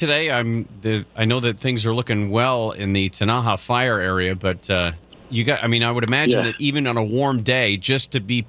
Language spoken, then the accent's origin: English; California, United States; We grew up in California.